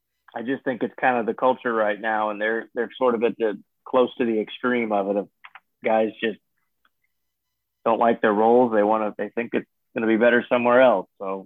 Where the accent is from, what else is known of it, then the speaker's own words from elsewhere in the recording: St. Louis, Missouri, United States; also born or lived in Columbia, Missouri; I grew up in St. Louis, South County area. I went to St. Louis U High, but yeah, I lived first 18 years of my life all in St. Louis.